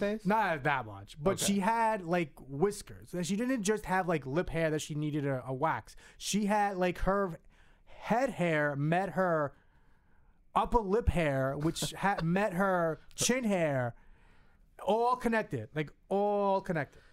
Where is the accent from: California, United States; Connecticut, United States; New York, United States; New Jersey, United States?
New Jersey, United States; Hudson County; I was from North Jersey. I was. I lived in Hudson County.